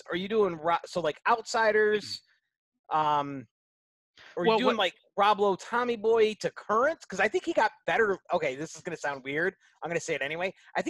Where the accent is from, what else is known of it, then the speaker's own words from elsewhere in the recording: upstate New York, United States; I'm upstate New Yorker.